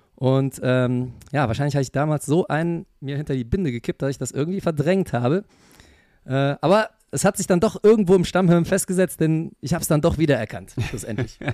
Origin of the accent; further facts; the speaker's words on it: Germany; bei uns in Deutschland